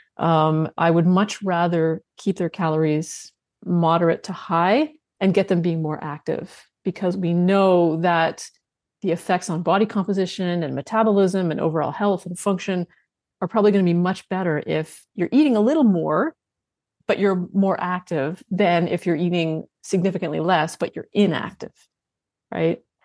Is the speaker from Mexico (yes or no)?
no; Canada; I'm Canadian